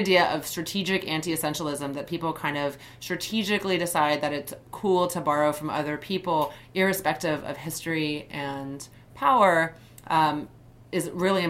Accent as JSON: {"language": "English", "country": "United States", "said": "As Japanese American, I've been called Oriental on a number of occasions."}